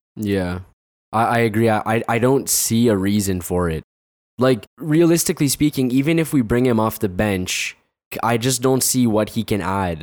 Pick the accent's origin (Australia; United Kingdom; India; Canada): Canada; there's too much Canadian in me